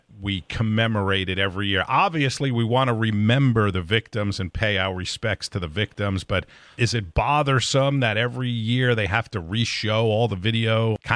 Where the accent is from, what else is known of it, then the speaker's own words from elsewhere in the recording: New York, United States; I grew up in New York